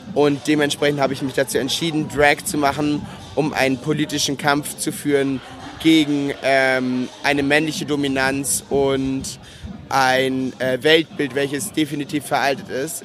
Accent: Rendsburg, Schleswig-Holstein, Germany; also born or lived in Linden; Ich komme gebürtig aus Rendsburg

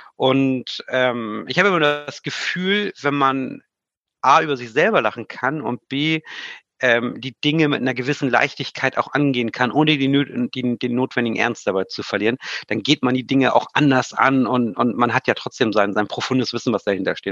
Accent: Hamburg, Germany; ich komme ja ursprünglich aus Hamburg

